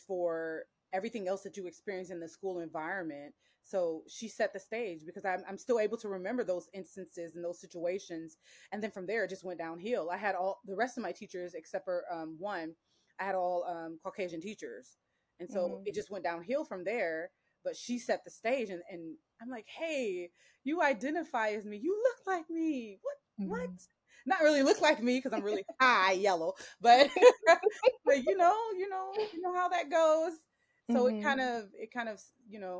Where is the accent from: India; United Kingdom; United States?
United States; Cleveland, Ohio; I grew up in Cleveland, Ohio, and I went to public schools in Cleveland, Ohio